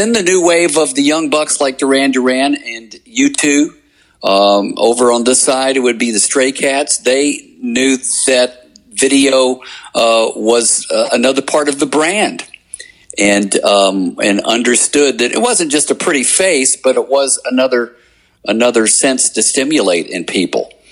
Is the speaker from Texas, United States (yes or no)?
no; Alabama, United States; moved away; also born or lived in Mississippi / New York; I'm from Alabama